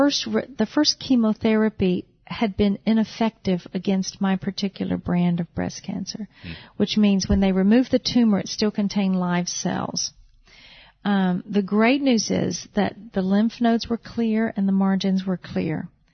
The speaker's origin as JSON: {"language": "English", "region": "North Carolina", "country": "United States", "said": "about 2 years ago, we moved to North Carolina, my home state."}